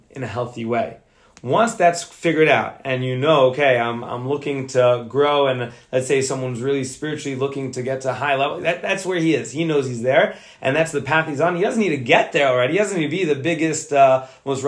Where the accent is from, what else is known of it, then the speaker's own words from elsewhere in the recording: Fort Lee, New Jersey, United States; also born or lived in Indiana; I grew up in Fort Lee, New Jersey